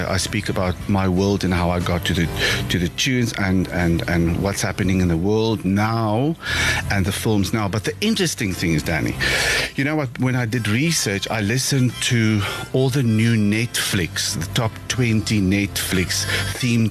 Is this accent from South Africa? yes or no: yes; Free State, South Africa; I grew up in the Free State.